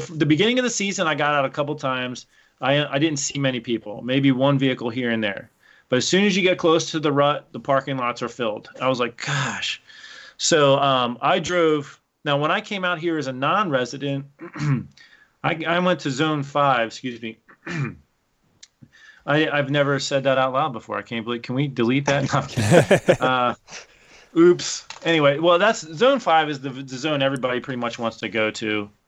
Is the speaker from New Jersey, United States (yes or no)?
no; Pennsylvania, United States